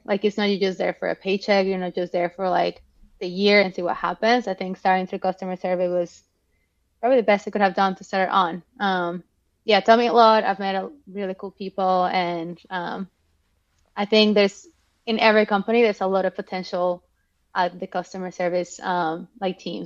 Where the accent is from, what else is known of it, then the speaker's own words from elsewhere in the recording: Mexico; moved away; also born or lived in Melbourne, Australia / Boston, United States; I'm from Mexico